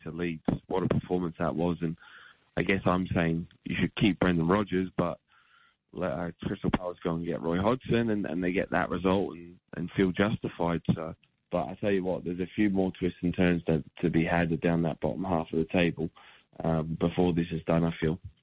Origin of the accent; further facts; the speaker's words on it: Australia; growing up in Australia